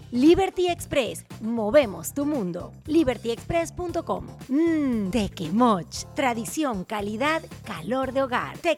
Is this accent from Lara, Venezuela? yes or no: yes; Lara, Venezuela; accent: guaro; como venezolana me siento muy orgullosa